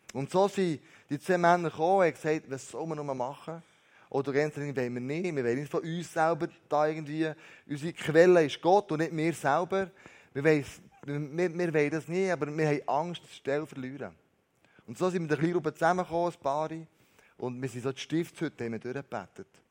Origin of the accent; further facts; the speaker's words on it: Switzerland; wir Schweizer